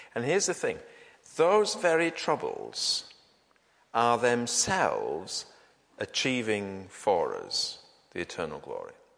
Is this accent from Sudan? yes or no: no; United Kingdom; we Brits